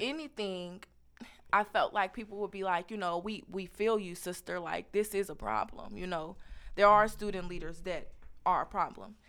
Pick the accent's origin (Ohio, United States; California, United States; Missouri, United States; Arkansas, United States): Missouri, United States; Kansas City; moved away; I come from Kansas City, Missouri.